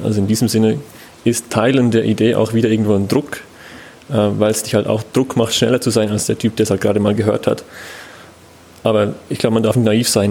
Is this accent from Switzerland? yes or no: yes; Switzerland; ich bin selber Schweizer